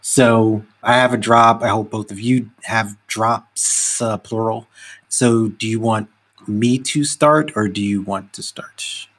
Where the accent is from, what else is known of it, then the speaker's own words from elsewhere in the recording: New York City, New York, United States; I grew up in Brownsville